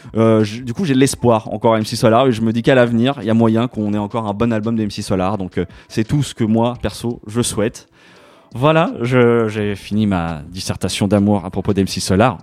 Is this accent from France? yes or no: yes; France; also born or lived in Paris; je suis un petit Français, tu vois, qui vit à Paris